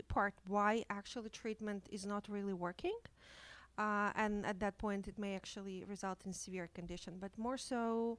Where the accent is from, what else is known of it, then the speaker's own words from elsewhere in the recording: Ukraine; moved away as an adult; now in Toronto, Canada; I came from Ukraine as an immigrant 10 years ago. I was trained as a psychiatrist in Ukraine.